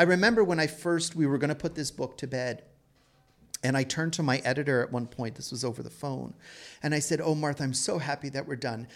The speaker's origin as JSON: {"language": "English", "town": "Toronto", "region": "Ontario", "country": "Canada", "tie": "born or raised there", "said": "I was born and raised in Toronto"}